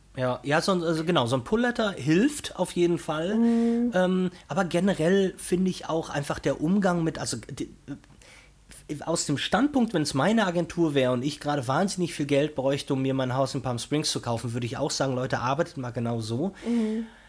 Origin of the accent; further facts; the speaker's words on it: Brazil; moved away; in meinem alten Heimatland Brasilien